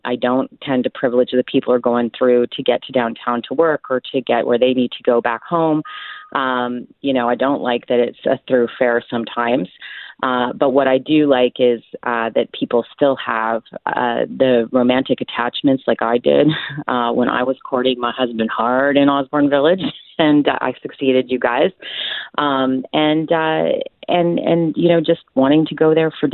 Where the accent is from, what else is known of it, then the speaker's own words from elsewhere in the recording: Ottawa, Ontario, Canada; also born or lived in Toronto / Montreal; now in Winnipeg, Canada; I grew up in Ottawa.